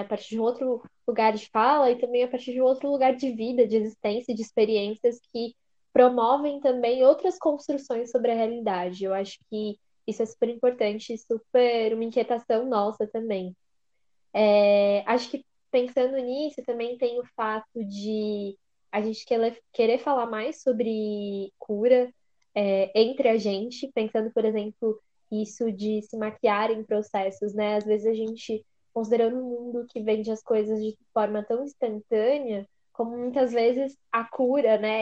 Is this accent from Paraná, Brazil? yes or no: no; São Paulo, Brazil; Meu bairro querido se chama Recanto Verde Sol, é no extremo leste da cidade, foi onde eu cresci